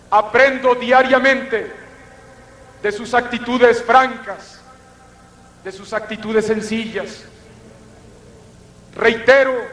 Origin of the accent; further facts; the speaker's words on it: Mexico; Soy un mexicano de raíces populares. Soy un mexicano que he recorrido en muchas ocasiones nuestro país